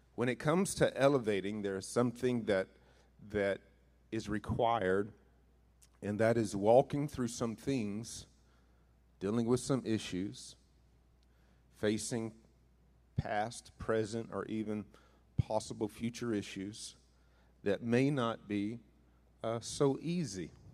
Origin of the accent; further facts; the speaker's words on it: northeastern Mississippi, United States; moved away; also born or lived in Missouri; being raised in Mississippi uh, most of my life